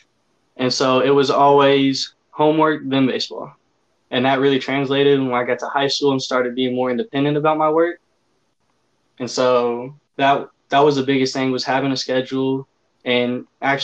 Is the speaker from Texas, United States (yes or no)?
yes; Forney, Texas, United States; back to my hometown